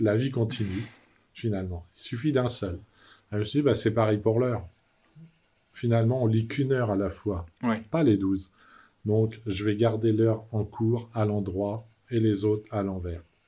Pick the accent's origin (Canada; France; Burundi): France; Brittany; moved away as an adult; also born or lived in Vallée de Joux, Switzerland / Geneva, Switzerland; je suis rentré en Bretagne, retrouvé le sable et la mer et les copains.